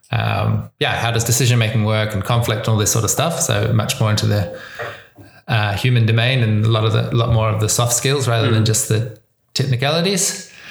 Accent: New Zealand; accent: New Zealand; so, my accent, that's a good place to start. I'm from New Zealand. That's why I speak this weird kind of English. Um, uh, but it's a particular kind of New Zealand accent because I've been traveling for a long time.

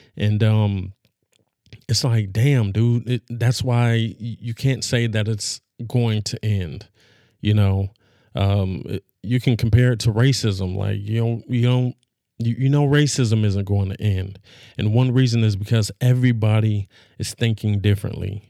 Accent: Los Angeles, California, United States; I'm from Los Angeles

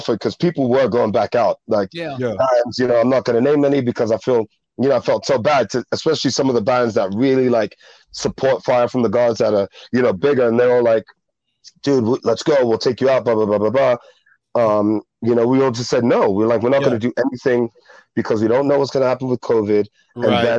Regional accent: New York, United States; born there; also born or lived in England / Ghana; New York, because I was born in New York, England, because I lived in England, and just like Jamaican, because I just speak Patois to my family.

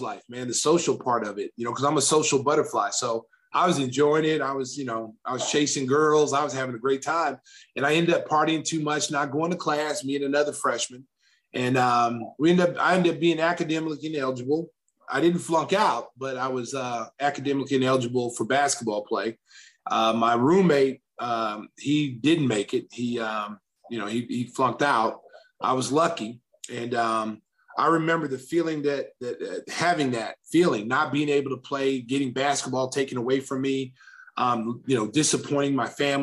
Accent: Lawton, Oklahoma, United States; a kid growing up in Lawton, Oklahoma

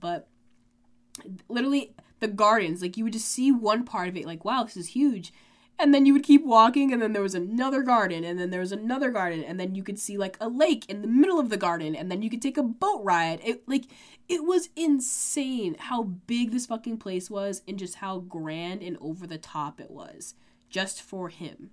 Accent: United States

